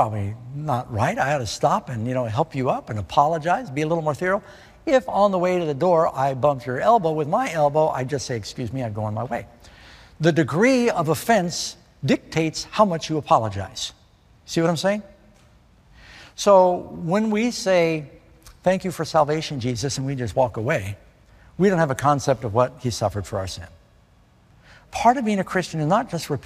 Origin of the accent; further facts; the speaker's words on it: New York City, New York, United States; I'm from New York City